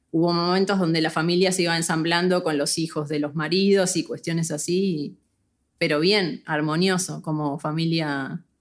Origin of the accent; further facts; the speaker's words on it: Buenos Aires, Argentina; Sí, yo crecí en Buenos Aires, pero nos mudamos muchas veces